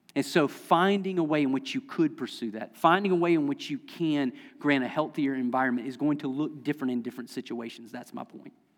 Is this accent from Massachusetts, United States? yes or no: no; Lexington County, South Carolina, United States; moved away; I'm from Lexington County, South Carolina, I mispronounce everything